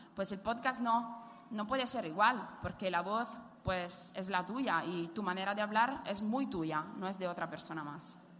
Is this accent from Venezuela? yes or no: no; Italy; accent: Italian; Spanish is a second language; moved away